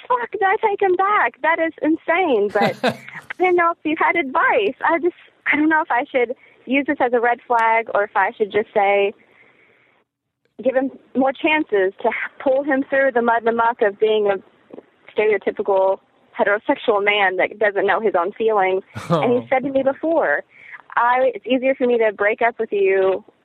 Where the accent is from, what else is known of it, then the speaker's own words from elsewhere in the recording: Kentucky, United States; moved away; I am from Kentucky, and so I flew back home for a little while